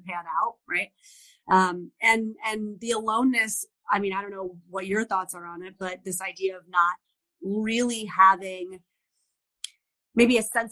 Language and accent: English; East Coast, United States; I'm from the East Coast